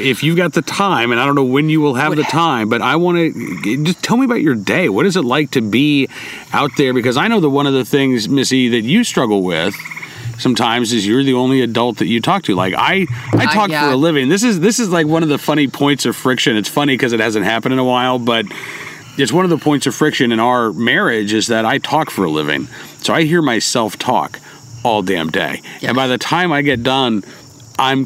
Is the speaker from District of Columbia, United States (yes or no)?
no; Oklahoma, United States; now in Virginia, United States; I grew up in Oklahoma where we lived in teepees